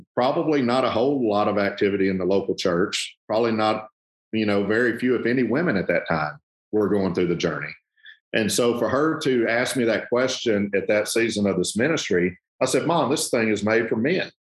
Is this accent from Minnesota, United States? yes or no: no; South Arkansas, United States; moved away as an adult; now in Memphis, United States; I grew up in South Arkansas. And uh, we've been in Memphis now 21 years